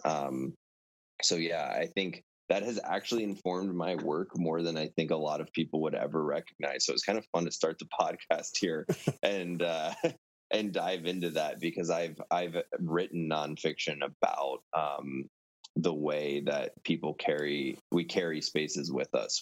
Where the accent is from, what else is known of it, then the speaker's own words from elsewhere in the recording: Virginia, United States; moved away as an adult; also born or lived in Maryland / Colorado / Montana; now in Maine, United States; So I was born in Maryland, um, really grew up in Virginia